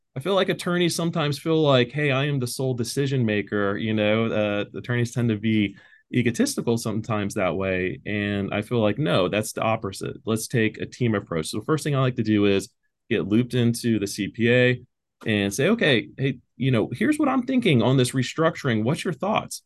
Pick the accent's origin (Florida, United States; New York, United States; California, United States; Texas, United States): Texas, United States; Pearland; I'm from Pearland, Texas, so I'm a local. Uh, I still live in Pearland, Texas.